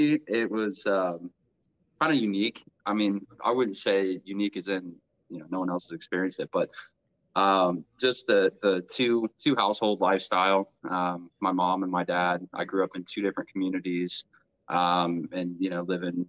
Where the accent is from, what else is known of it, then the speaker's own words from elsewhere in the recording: Grove City, Ohio, United States; also born or lived in Circleville, Ohio; I grew up in mostly in Grove City, Ohio, where I'm currently living now